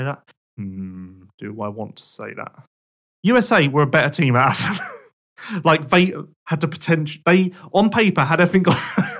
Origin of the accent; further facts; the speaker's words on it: United Kingdom; We being Team GB, I guess I can say that because I'm British.